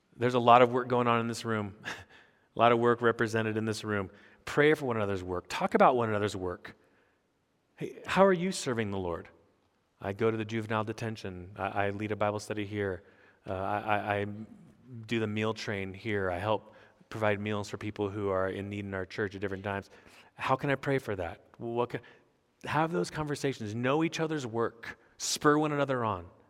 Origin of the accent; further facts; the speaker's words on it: United States; I'm an American pastor on sabbatical